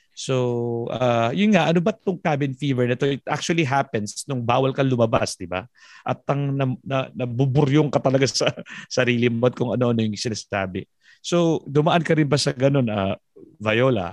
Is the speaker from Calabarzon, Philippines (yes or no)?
no; Tarlac, Central Luzon, Philippines; ako naman taga Tarlac.